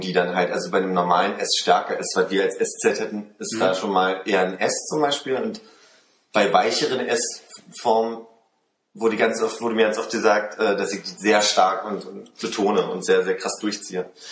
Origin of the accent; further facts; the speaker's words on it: Germany; also born or lived in France; wenn ich ein Jahr lang in Frankreich bin, als irgendwie der, der deutsche Austauschstudent